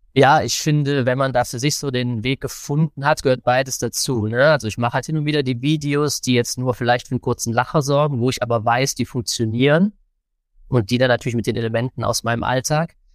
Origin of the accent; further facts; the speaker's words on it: Cologne, North Rhine-Westphalia, Germany; ich bin ja aus Köln